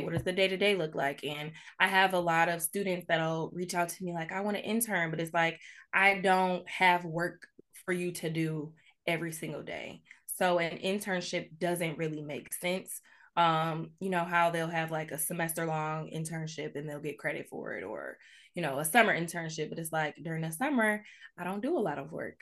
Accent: Farmington Hills, Michigan, United States; moved away as an adult; born and raised in Metro Detroit, um, I've recently moved back to, uh, the area in twenty nineteen. Um, I grew up in Farmington Hills, Michigan

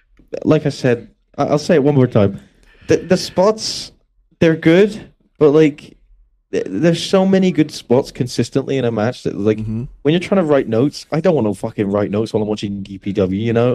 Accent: United Kingdom; obviously I'm British.

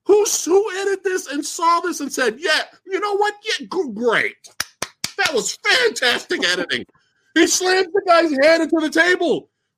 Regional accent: the South, United States; Yeah, because you know I'm from the South.

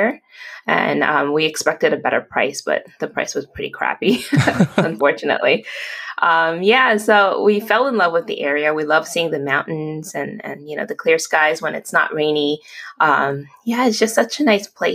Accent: New York City, New York, United States; moved away as an adult; also born or lived in Seattle area; now in Seattle, United States; I wasn't born there, but definitely raised there. So I went to school all throughout my school career in Brooklyn

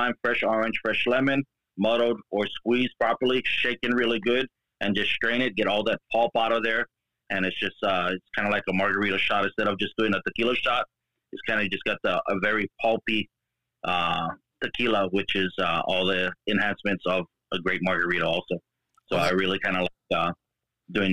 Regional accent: Hawaii, United States; I'm born and raised in Hawaii. Been here pretty much all my life

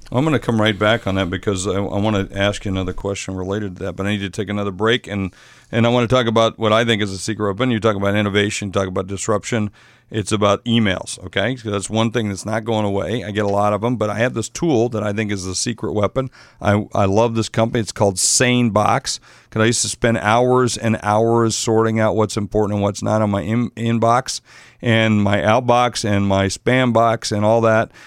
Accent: South Dakota, United States; moved away; from back in my home state of South Dakota

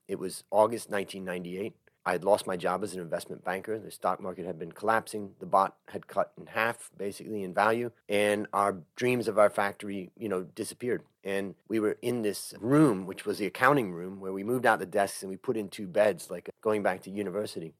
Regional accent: Cleveland, Ohio, United States; moved away as an adult; also born or lived in California; now in Thailand; I grew up in Cleveland, Ohio

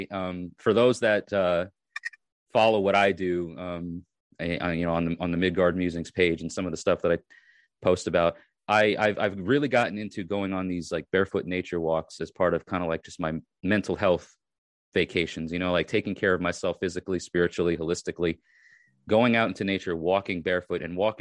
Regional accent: New York, United States; moved away as an adult; now in Tennessee, United States; I'm originally from New York, and I moved to Tennessee

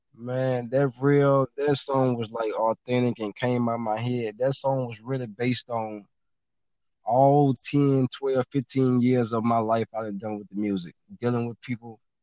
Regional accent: Baton Rouge, Louisiana, United States; I'm originally from Baton Rouge, Louisiana. Yep, born and raised

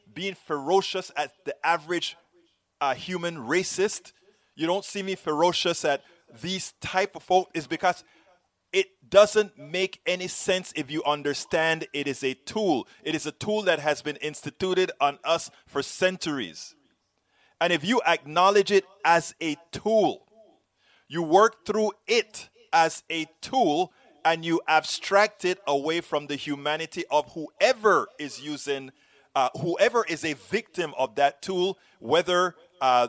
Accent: Panama; now in United States; I'm from Panama

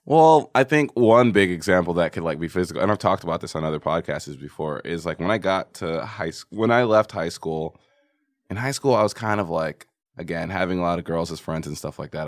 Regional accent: New York, United States; moved away; also born or lived in Texas; I'm from New York, but I went to high school in Texas

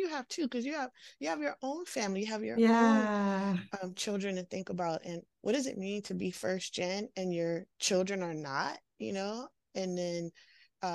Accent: Washington, D.C. area, Northern Virginia, United States; now in San Francisco Bay Area, United States; I'm from the Washington, D.C. area, Northern Virginia, right outside of Washington, D.C., and grew up there

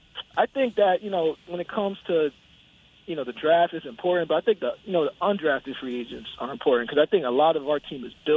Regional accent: New Haven, Connecticut, United States; I'm from New Haven, Connecticut area.

